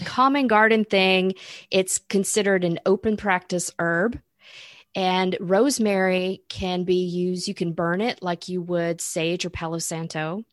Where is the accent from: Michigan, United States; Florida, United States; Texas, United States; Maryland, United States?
Florida, United States; I grew up in Florida